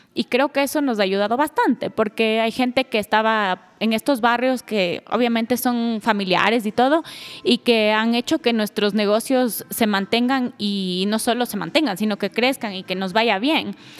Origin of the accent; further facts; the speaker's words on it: Ecuador; moved away as an adult; una vez que me regresé a Ecuador, que fue por ahí del 2013